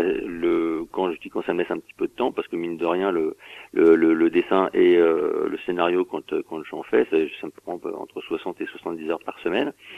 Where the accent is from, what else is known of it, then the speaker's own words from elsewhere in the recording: Saint-Denis, Île-de-France, France; je viens de Saint-Denis à 93